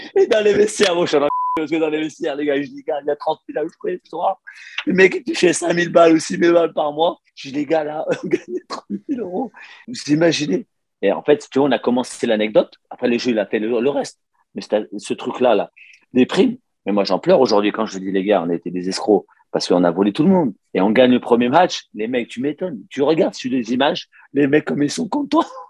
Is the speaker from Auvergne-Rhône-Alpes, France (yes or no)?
yes; Lyon, Auvergne-Rhône-Alpes, France; moved away as an adult; also born or lived in Barcelona; Je suis né à Lyon